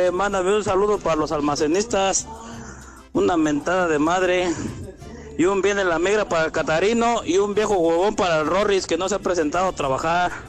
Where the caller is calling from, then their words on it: San Luis Potosí, Mexico; Hola, cuarteto de tres y medio. … de San Luis Potosí.